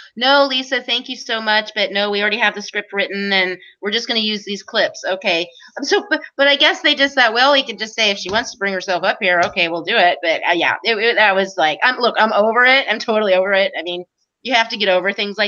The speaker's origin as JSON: {"language": "English", "region": "Missouri", "country": "United States", "said": "So I'm from Missouri"}